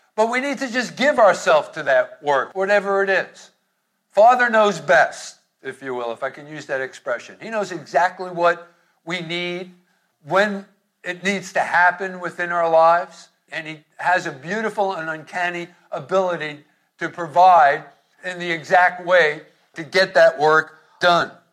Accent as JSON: {"language": "English", "town": "Hoboken", "region": "New Jersey", "country": "United States", "tie": "born or raised there", "said": "growing up in Hoboken"}